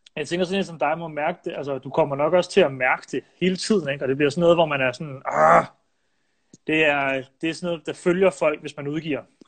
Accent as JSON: {"language": "Danish", "town": "Silkeborg", "region": "Central Denmark Region", "country": "Denmark", "said": "jeg er jo fra Silkeborg selv"}